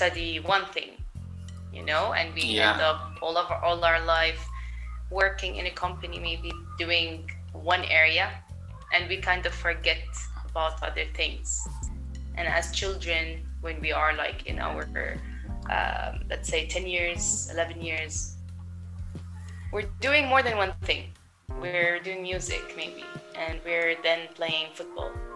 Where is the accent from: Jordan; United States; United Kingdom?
Jordan; also born or lived in Berlin, Germany; I've lived in Jordan my whole life. I was born here.